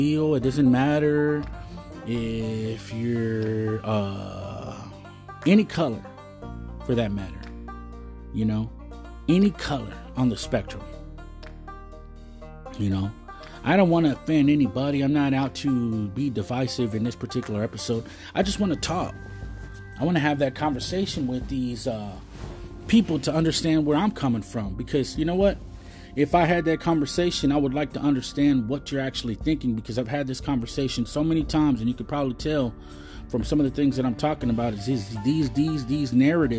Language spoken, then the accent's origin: English; Texas, United States; I'm from Texas